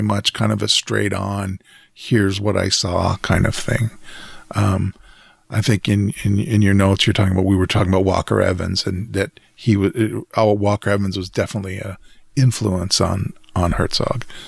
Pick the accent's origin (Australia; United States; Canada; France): Canada; Western Canada; as a Canadian, particularly Western Canadian